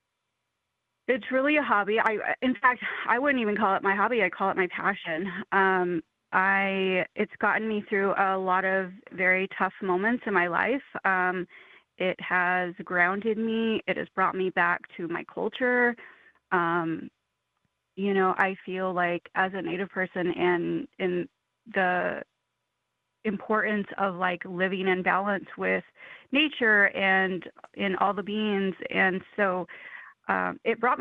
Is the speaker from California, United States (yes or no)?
no; New Mexico, United States; now in Oregon, United States; I'm originally from New Mexico